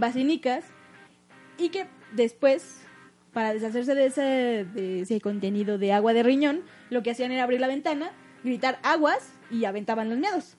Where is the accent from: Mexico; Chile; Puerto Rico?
Mexico; northern Mexico; del norte, de donde nosotros somos.